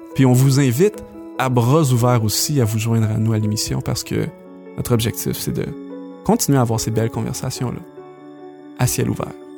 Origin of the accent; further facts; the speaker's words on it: Quebec, Canada; on on est québécois